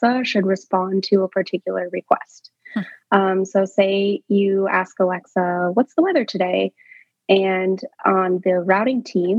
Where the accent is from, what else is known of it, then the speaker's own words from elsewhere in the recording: United States; I, as an American school child, learned Spanish in elementary school